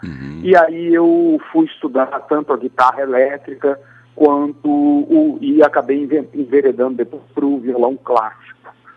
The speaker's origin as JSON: {"language": "Portuguese", "town": "Campo Grande", "region": "Mato Grosso do Sul", "country": "Brazil", "tie": "born or raised there", "said": "eu nasci no Centro-Oeste, né, em Campo Grande, Mato Grosso do Sul, e desde a minha infância, como eu disse, tive essas experiências musicais"}